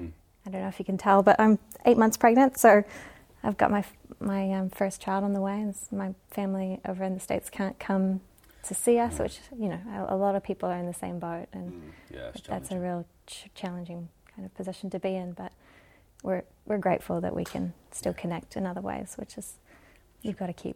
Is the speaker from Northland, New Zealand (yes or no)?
yes; Kaukaua, Northland, New Zealand; also born or lived in Hawaii, United States / Barbados; I was born in Kaukaua, in the far north of Aotearoa. And then when I was 8 months old, my parents moved to Hawaii. So I spent the first 5 years in Hawaii and then moved to Barbados for a really quick stint